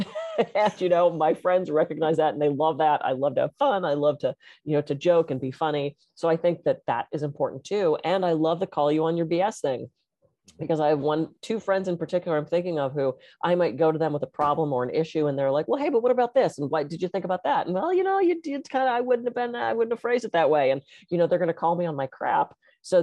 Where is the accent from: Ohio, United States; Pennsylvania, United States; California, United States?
Pennsylvania, United States; Pittsburgh; moved away; I grew up in Pittsburgh, I don't get back there very often